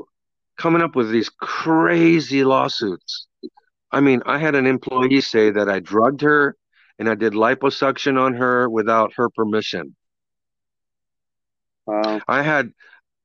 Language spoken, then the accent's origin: English; Kobe, Hyogo, Japan; moved away; I grew up in Japan, born and raised in Japan, in Kobe, Japan